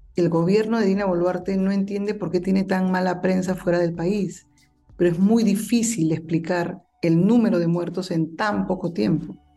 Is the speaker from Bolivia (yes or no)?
no; Peru; en mi país